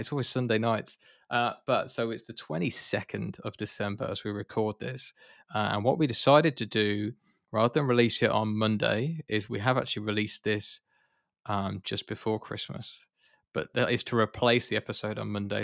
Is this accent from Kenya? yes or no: no; United Kingdom; I'm British